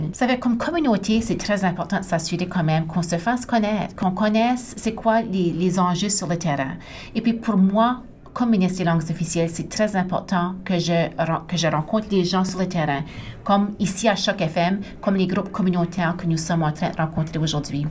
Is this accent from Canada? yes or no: yes; Acadia, New Brunswick, Canada; accent: Acadian; par mon accent que je suis acadienne